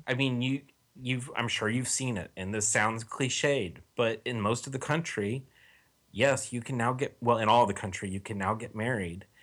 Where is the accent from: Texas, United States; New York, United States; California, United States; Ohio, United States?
Texas, United States; moved away; I'm from Texas originally